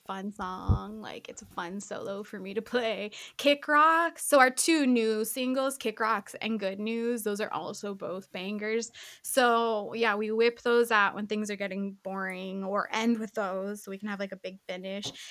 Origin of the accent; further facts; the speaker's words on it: New Mexico, United States; moved away as an adult; also born or lived in Santa Fe, New Mexico / Orange County, California; now in Tucson, United States; I was born in Santa Fe, and then I grew up in like different areas of New Mexico